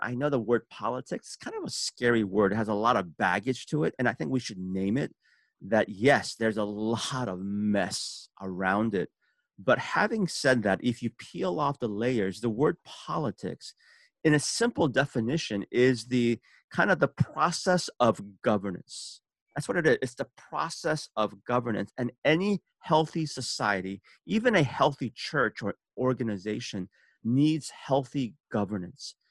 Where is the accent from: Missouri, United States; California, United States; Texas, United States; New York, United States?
California, United States; San Francisco; also born or lived in Seoul, South Korea; I was born in Seoul, South Korea, and immigrated when I was six years old to San Francisco.